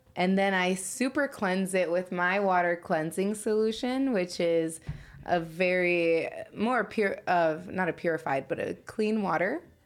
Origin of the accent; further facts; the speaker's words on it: Chicago, Illinois, United States; moved away; also born or lived in Indiana; I'm from Chicago, and Um, growing up out there, I mean, I'm really from the hood out there.